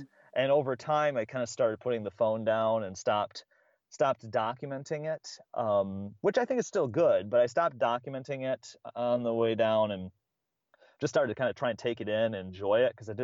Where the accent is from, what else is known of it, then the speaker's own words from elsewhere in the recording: Midwest, United States; I'm from the Midwest